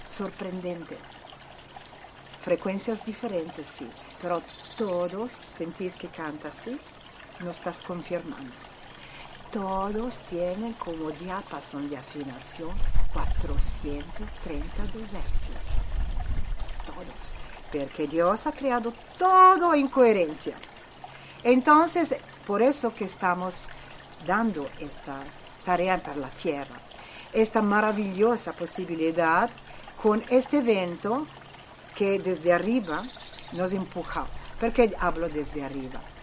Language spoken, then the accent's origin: Spanish; Italy; Spanish is a second language; soy italiana